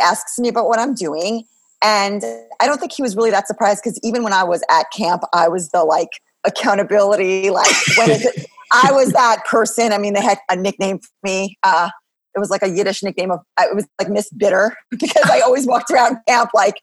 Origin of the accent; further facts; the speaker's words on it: Long Island, New York, United States; I grew up on Long Island.